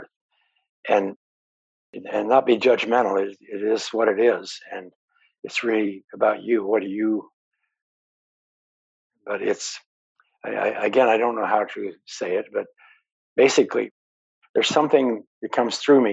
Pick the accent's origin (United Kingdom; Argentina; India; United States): United States; Montana; I grew up in Montana